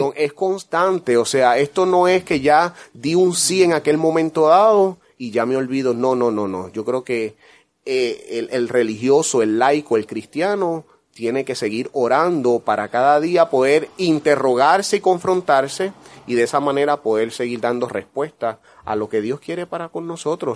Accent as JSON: {"language": "Spanish", "town": "San Lorenzo", "country": "Puerto Rico", "tie": "born or raised there", "said": "contento de estar en mi tierra, en Puerto Rico, en mi pueblo, San Lorenzo"}